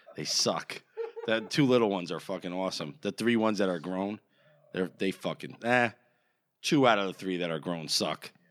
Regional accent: New Jersey, United States; we're from Jersey

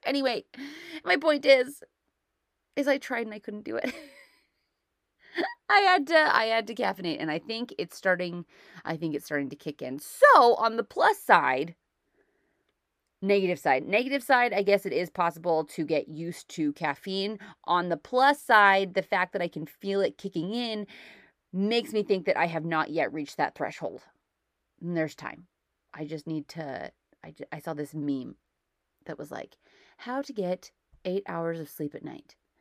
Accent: United States; now in Canada; I'm an American who lives in Canada

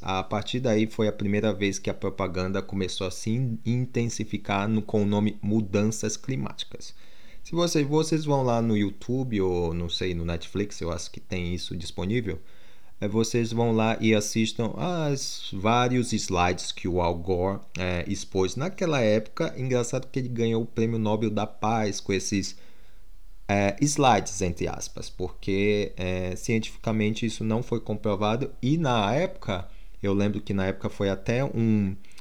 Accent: Amazonas, Brazil; also born or lived in Manaus; now in United Kingdom; eu nasci no Amazonas, para quem não sabe, e morei lá até 2007

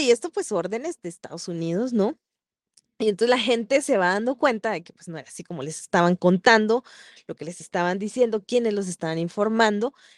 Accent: San Marcos, Guatemala; yo soy de San Marcos

